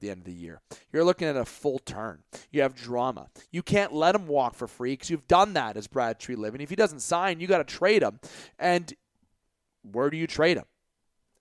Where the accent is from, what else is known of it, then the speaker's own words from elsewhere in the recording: Canada; I am from Canada